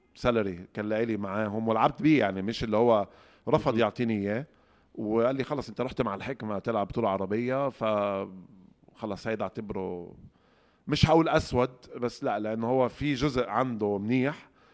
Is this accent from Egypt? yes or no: yes; Egypt; عندنا في مصر